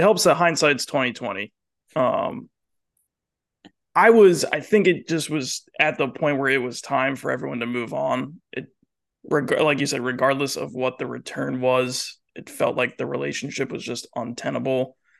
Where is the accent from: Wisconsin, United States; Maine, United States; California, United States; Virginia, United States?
Virginia, United States; Northern; I grew up in Northern Virginia